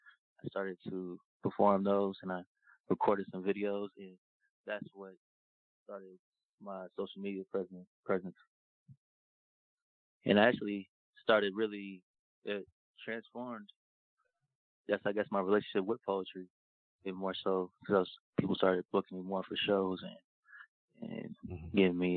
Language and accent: English; Atlanta, Georgia, United States; I'm from Atlanta.